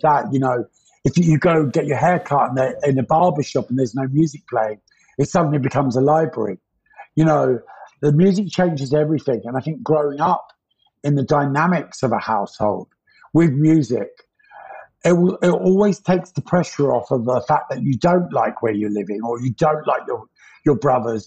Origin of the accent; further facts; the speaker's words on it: London, United Kingdom; also born or lived in Pimlico, London; I grew up in Battersea. I was born in Pimlico